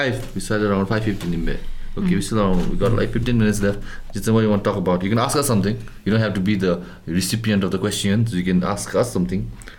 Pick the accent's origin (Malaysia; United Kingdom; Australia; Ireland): Malaysia